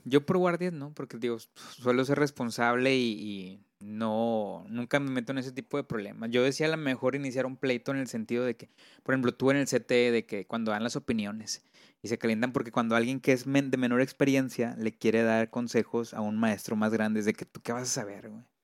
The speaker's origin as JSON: {"language": "Spanish", "town": "Monterrey", "region": "Nuevo León", "country": "Mexico", "said": "yo me siento orgulloso de, hacer de aquí, de Monterrey, de Regio. Bueno, soy de Monterrey"}